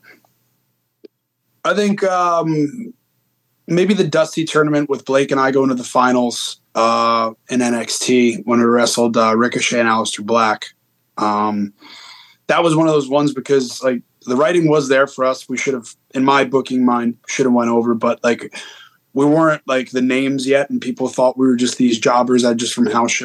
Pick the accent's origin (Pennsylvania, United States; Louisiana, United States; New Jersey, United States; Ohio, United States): New Jersey, United States; Rutherford; I grew up in Jersey in the Northeast, so right next to Giant Stadium.